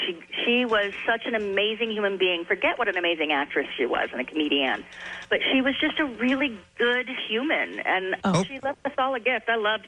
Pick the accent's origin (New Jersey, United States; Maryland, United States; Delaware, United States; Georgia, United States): Delaware, United States; Claymont; also born or lived in Wilmington; I was born in Wilmington, raised in Claymont before we moved. My dad worked for General Motors, and we moved a lot.